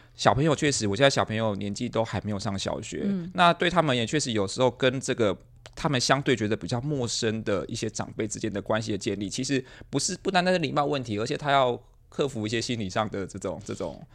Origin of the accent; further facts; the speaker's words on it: Miaoli County, Taiwan; 我是苗栗的，我太太其实是桃园人